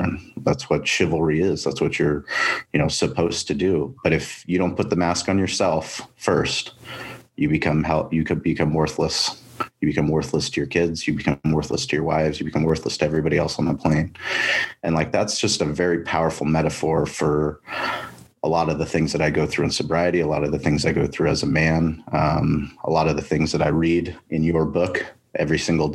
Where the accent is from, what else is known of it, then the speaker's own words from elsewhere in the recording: La Jolla, California, United States; We grew up in La Jolla.